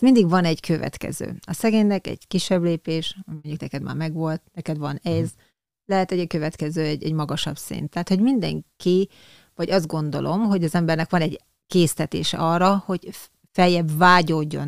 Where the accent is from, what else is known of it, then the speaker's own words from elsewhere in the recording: Hungary; also born or lived in Leninváros (Tiszaújváros), Borsod-Abaúj-Zemplén; falun hmm. nőttem fel utána, ugye Leninváros után